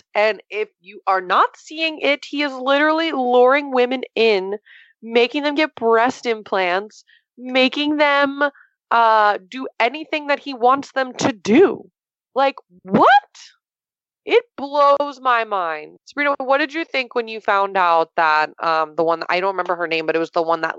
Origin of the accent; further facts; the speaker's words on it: Florida, United States; moved away; But yes, I'm from Florida. I'm from 2 hours south of Tampa.